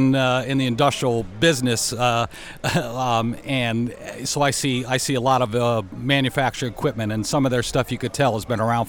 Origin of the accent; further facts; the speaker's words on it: Prospect Hill, North Carolina, United States; I'm from Prospect Hill, North Carolina